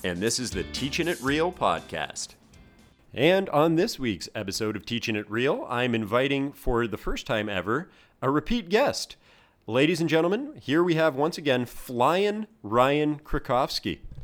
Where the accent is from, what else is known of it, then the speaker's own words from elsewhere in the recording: Canada; now in Hong Kong; I am Canadian, but I'm living in Hong Kong